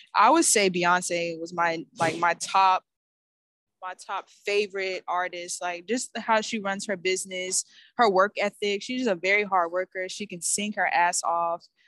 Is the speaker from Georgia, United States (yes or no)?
yes; Atlanta, Georgia, United States; I'm a musician from Atlanta, Georgia